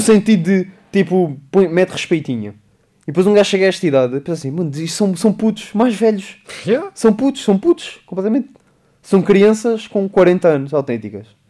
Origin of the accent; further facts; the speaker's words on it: Beja, Beja District, Portugal; é o pé de Beja, é o pé da minha terra